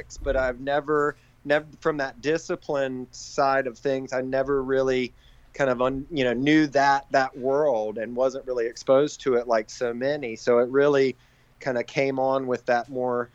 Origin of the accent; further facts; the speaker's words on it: Raleigh, North Carolina, United States; born and raised in Raleigh, North Carolina.